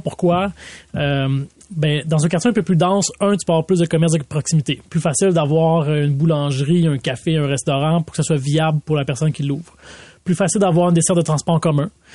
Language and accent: French; Laval, Quebec, Canada; j'ai grandi à Vimont